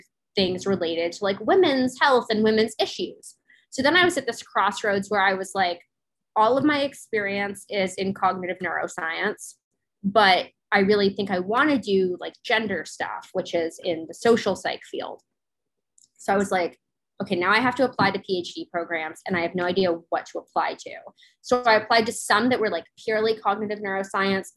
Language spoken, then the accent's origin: English; Florida, United States; also born or lived in Hawaii; I grew up in a divorced household, and not only divorced, but my mom and I moved to Florida from Hawaii when I was like 7